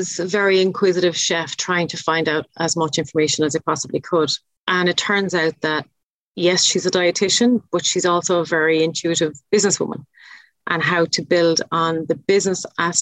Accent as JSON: {"language": "English", "country": "Ireland", "accent": "Irish", "said": "in my best Irish accent"}